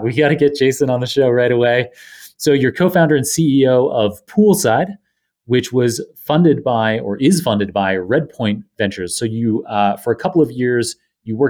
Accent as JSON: {"language": "English", "country": "Canada", "moved": "yes", "lives_now": "New York, United States", "said": "my home nation"}